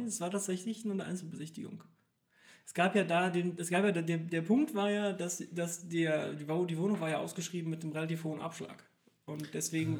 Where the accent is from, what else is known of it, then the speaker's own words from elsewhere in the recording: Cologne, North Rhine-Westphalia, Germany; Ich komme tatsächlich aus Köln, bin schon immer im Großraum, habe schon immer im Großraum Köln gelebt.